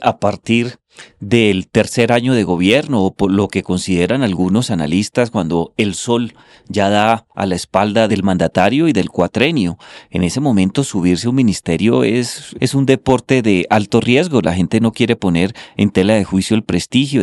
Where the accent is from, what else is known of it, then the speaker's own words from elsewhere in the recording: Colombia; condenarnos como colombianos